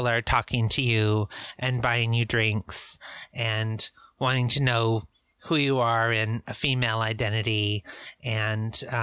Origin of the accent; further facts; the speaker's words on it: Eastern Washington, United States; now in Portland, United States; I grew up in Eastern Washington in a small conservative area